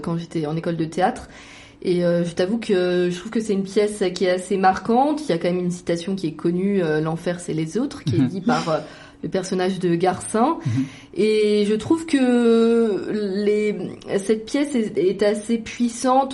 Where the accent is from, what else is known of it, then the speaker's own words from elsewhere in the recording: France; moved away; j'ai grandi par exemple en France